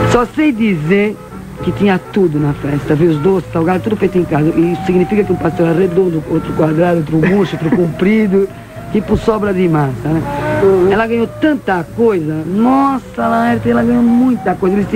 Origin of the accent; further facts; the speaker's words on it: São Paulo, Brazil; Nasci em São Paulo, mais precisamente no bairro da Moca. De noite a gente sentava na porta, porque não existia a televisão.